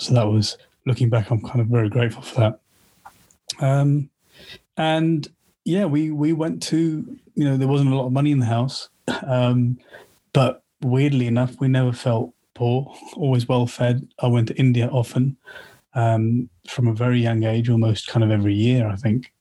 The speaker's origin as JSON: {"language": "English", "town": "Slough", "region": "South East England", "country": "United Kingdom", "tie": "born or raised there", "also_born_or_lived": "Watford", "said": "I grew up in Slough"}